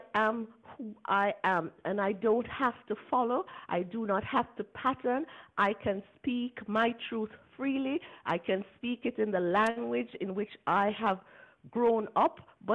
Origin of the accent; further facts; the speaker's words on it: Jamaica; I'm a Jamaican